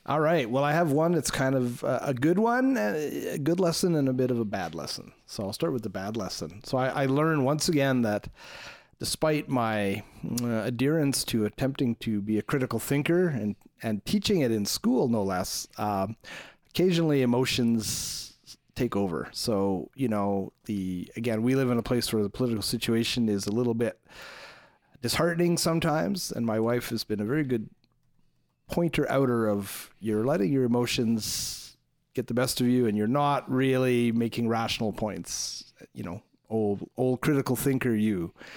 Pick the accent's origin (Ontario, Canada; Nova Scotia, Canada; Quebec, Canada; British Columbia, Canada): Quebec, Canada; Montreal; moved away; I grew up in Montreal, around Montreal